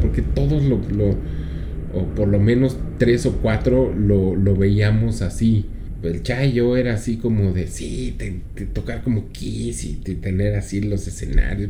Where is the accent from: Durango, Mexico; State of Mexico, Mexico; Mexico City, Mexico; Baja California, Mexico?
Mexico City, Mexico; Aquí en la Ciudad de México